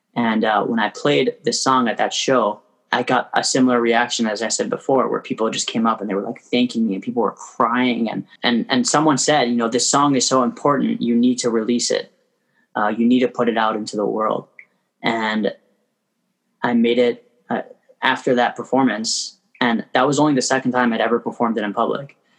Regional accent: Toronto, Ontario, Canada; moved away as an adult; now in Crown Heights, Brooklyn, United States; I was born and raised in Toronto. I live in Crown Heights now

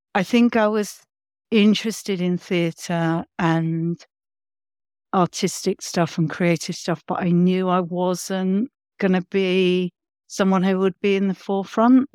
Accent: London, United Kingdom; growing up where I grew up in London

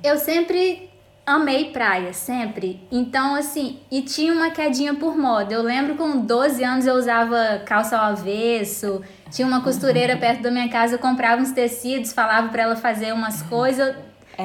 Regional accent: Vitória, Espírito Santo, Brazil; A gente é de Vitória, Espírito Santo, mas nossa fábrica fica no interior do estado, que é em São Mateus

